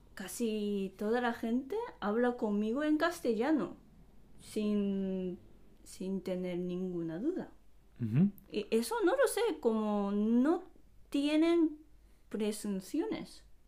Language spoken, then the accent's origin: Spanish; Japan; Spanish is a second language; now in Spain; los japoneses cuando miren a un extranjero, pensamos